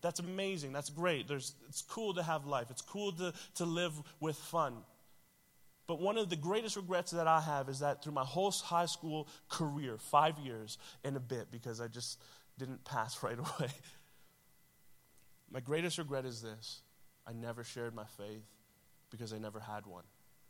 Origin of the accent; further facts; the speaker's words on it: Toronto, Ontario, Canada; It's not far. I'm from Toronto, so, right? Like, what is happening up there that is making everything about our city and system change?